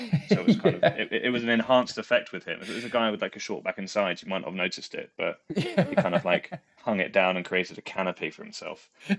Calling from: London, United Kingdom; I'm joining you from the same room from which I've joined you the last however many times in Stockwell in London

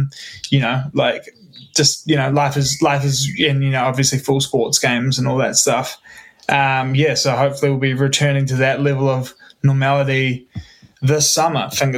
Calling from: Auckland, New Zealand; We are joining you from Auckland, New Zealand, at our house in a suburb called Avondale.

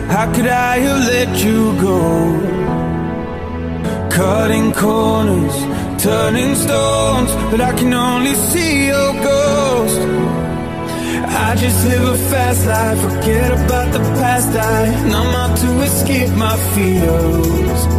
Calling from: Pachuca, Hidalgo, Mexico; soy de Pachuca

